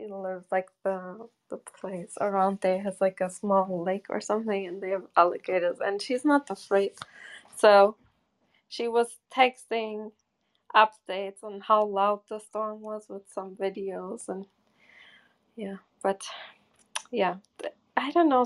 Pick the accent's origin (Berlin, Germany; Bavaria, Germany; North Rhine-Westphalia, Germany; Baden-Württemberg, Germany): North Rhine-Westphalia, Germany; Bochum; moved away; I grew up in Bochum